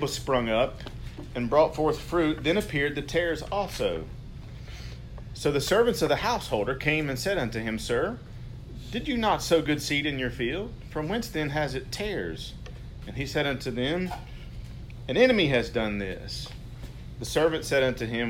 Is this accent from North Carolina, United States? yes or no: yes; North Carolina, United States; accent: redneck; I'm from North Carolina, a redneck from North Carolina. Grew up in a Christian home